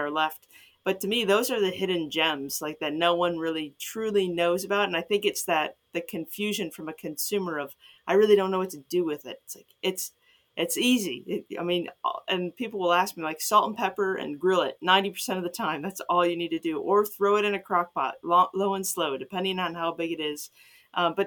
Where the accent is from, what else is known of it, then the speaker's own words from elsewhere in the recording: Chicago suburbs, Illinois, United States; moved away as an adult; now in Ohio, United States; I'm from Chicago suburbs